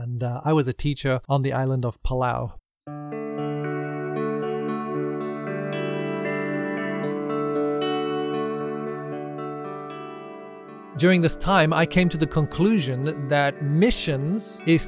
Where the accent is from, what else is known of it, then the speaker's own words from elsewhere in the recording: South Africa; moved away as an adult; I grew up in South Africa